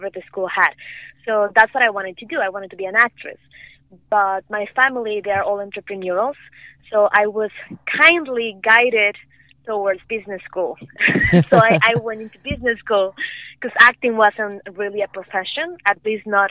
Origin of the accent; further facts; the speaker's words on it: Morelia, Michoacán, Mexico; moved away as an adult; also born or lived in Vancouver, Canada; now in Los Angeles, United States; I was born and raised in Mexico